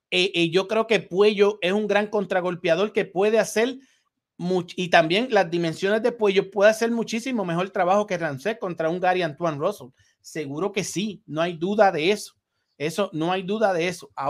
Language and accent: Spanish; San Juan de la Maguana, San Juan, Dominican Republic; a todo mi país, República Dominicana, mi pueblo San Juan de la Maguana, mi familia